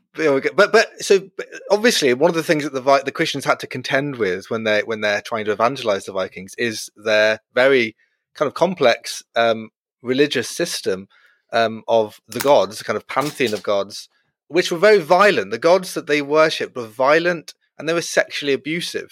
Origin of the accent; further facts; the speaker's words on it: Brighton, South East England, United Kingdom; growing up in Brighton, the certainly the gay capital of England